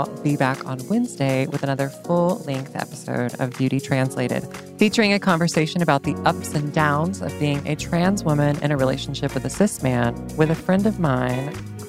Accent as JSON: {"language": "English", "region": "South Carolina", "country": "United States", "tie": "born or raised there", "said": "I was born in South Carolina."}